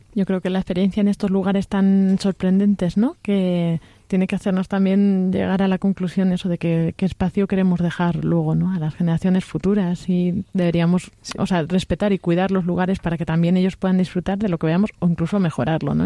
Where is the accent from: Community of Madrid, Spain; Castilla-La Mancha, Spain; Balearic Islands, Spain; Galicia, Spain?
Castilla-La Mancha, Spain; soy de La Mancha